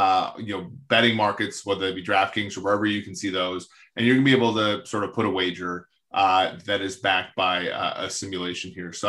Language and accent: English; Minnesota, United States; So I grew up in Minnesota.